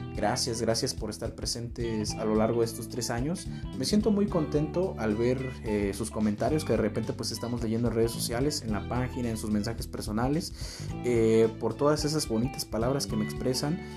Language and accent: Spanish; Mexico; como mexicanos